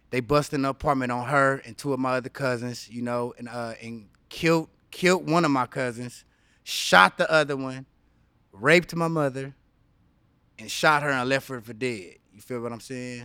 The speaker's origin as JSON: {"language": "English", "town": "Los Angeles", "region": "California", "country": "United States", "tie": "born or raised there", "also_born_or_lived": "Inland Empire, California", "said": "I grew up on a street called Barrendo"}